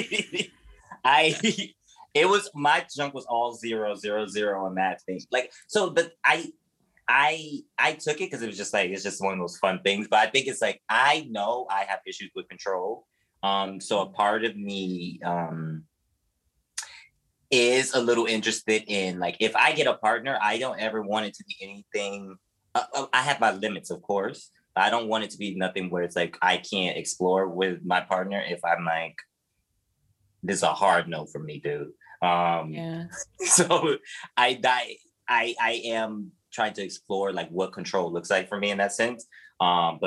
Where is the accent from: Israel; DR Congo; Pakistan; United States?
United States; Miami, Florida; growing up in Miami, I have a lot of cousins